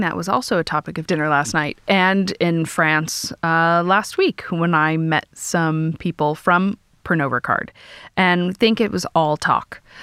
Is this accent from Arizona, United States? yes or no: no; California, United States; as a Californian, born and raised in California